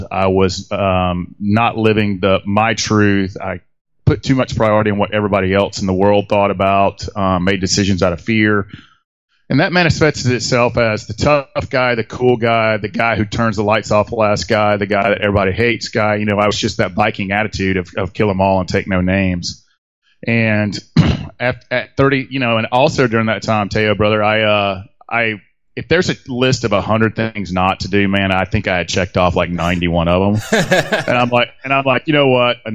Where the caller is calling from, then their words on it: Atlanta, Georgia, United States; I'm actually about 50 miles outside of Atlanta, Georgia. I actually live in downtown Atlanta